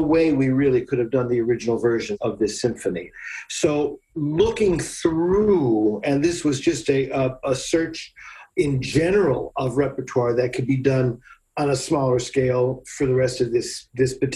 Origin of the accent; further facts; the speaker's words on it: Scranton, Pennsylvania, United States; accent: flat; now in Baltimore, United States; I'm from Scranton, Pennsylvania. We have this very flat accent